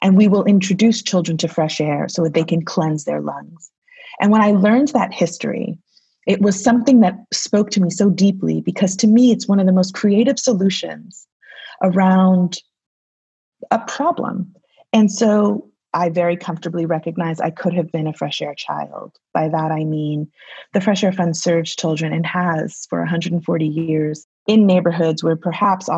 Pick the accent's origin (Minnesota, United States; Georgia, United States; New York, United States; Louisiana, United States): New York, United States; New York City; growing up in the Bronx with immigrant parents who did not speak English well